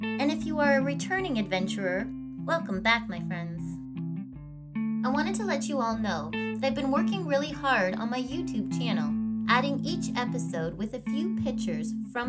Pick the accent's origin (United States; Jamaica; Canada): Canada; Canadian podcast looking to explore the myths, legends, and just good old stories Canada has to tell.